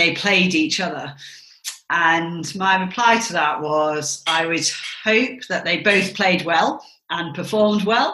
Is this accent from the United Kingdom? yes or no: yes; Kendal, North West England, United Kingdom; moved away as an adult; also born or lived in Edinburgh, Scotland; now in Scotland; I was born in England in Kendal in the Lake District, and that's where I grew up and went to school until I moved to Edinburgh for university